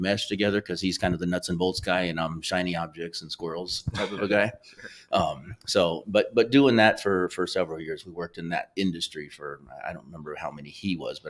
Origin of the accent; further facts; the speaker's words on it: Sacramento, California, United States; now in St. Louis, United States; But … and I are both from California. He's Southern California from San Diego, and I'm Northern California from Sacramento area.